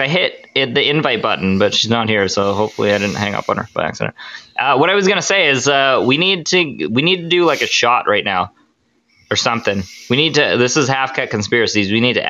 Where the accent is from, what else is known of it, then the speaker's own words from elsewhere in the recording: British Columbia, Canada; So we're from British Columbia, Canada.